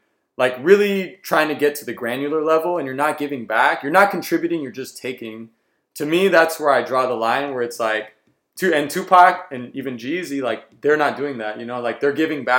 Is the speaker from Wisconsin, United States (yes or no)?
no; the Bay Area, California, United States; growing up in the Bay.